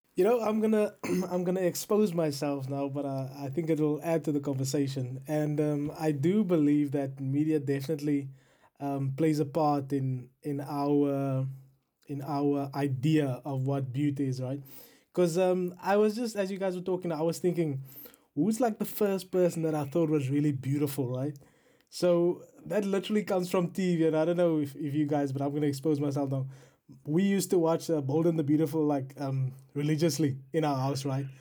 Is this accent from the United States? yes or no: no; South Africa; now in United Kingdom